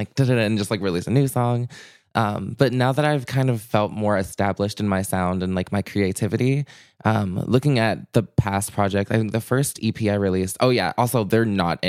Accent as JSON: {"language": "English", "town": "Chicago", "region": "Illinois", "country": "United States", "tie": "born there", "lives_now": "Minneapolis, United States", "said": "I was born in Chicago. I've always loved the Midwest in general."}